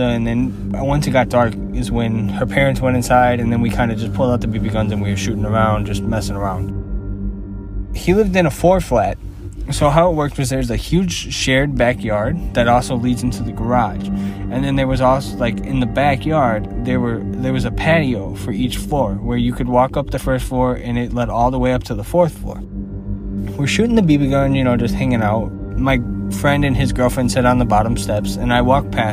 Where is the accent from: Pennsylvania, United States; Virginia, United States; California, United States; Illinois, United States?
Illinois, United States; Chicago; I'm from Chicago